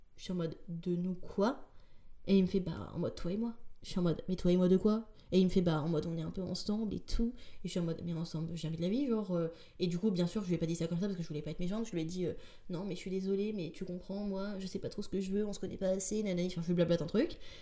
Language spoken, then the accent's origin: French; rural northern France, between Paris and Lille, Hauts-de-France, France; moved away as an adult; also born or lived in Tourcoing; now in Paris, France; je viens pas du tout de Paris la base, je viens de la campagne profonde du nord de la France.